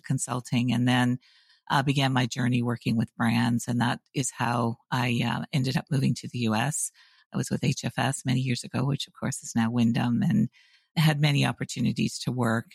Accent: Canada; moved away as an adult; also born or lived in University of Waterloo, Canada; now in United States; I'm a Canadian by birth. I've lived now in the U S for just over twenty-five years.

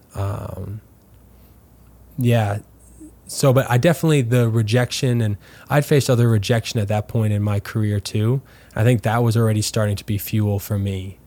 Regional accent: Winnipeg, Manitoba, Canada; also born or lived in LaSalle, Manitoba; now in St. Louis, United States; growing up in Winnipeg

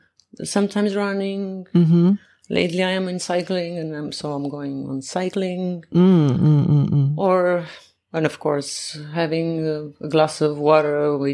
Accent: Iași County, Romania; moved away as an adult; now in Japan; I'm from Iași district. So from a small village.

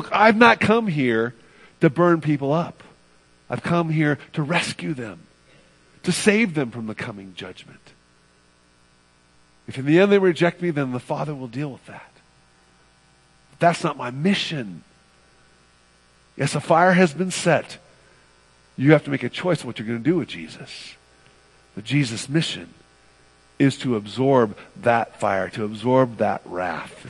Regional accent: California, United States; I'm from the West Coast, from California specifically

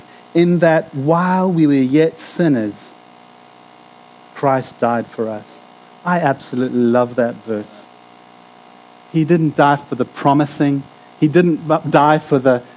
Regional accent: South Africa; moved away; I'm from South Africa

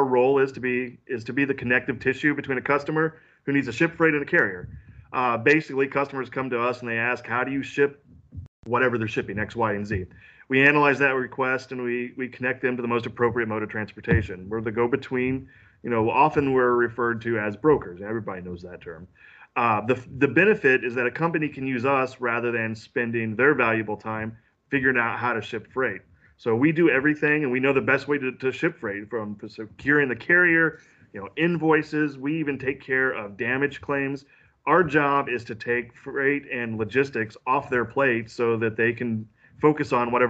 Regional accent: Central Illinois, United States; moved away as an adult; now in St. Louis, United States; I grew up in Central Illinois. I'm a farm boy that's decided to go live in the big city

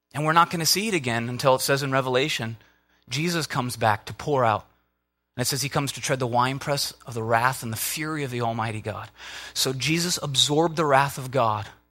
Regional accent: Minnesota, United States; I'm from Minnesota

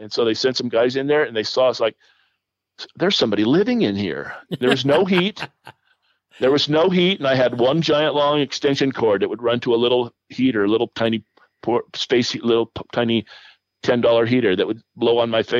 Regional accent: Colorado, United States; And growing up in Western Colorado, there were some off-road racers here, but I didn't really know them.

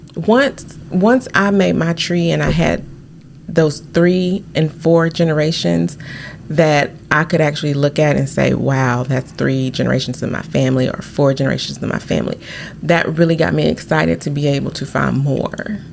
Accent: Arkansas, United States; I am from Arkansas, sixth generation

